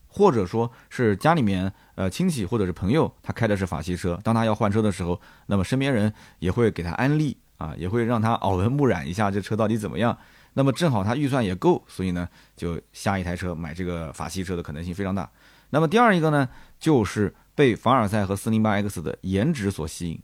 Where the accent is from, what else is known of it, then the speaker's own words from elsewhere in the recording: Nanjing, Jiangsu, China; accent: Nanjing dialect; 我们南京话